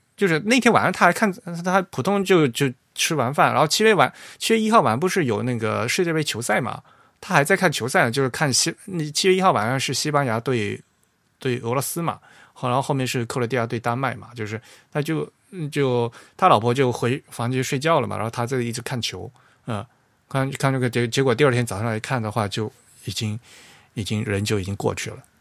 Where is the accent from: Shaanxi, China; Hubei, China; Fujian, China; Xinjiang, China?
Fujian, China; 我们老家说的橄榄菜